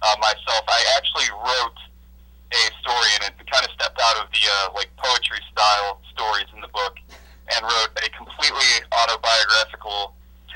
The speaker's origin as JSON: {"language": "English", "town": "North Olmsted", "region": "Ohio", "country": "United States", "said": "I'm from North Olmsted originally, which is the other side of Cleveland"}